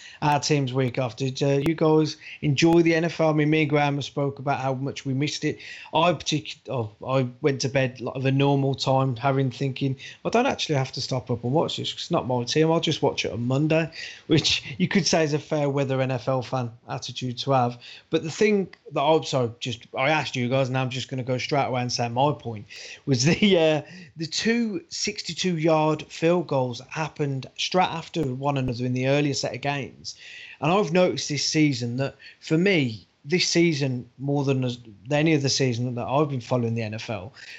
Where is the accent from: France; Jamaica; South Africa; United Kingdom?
United Kingdom; us as British fans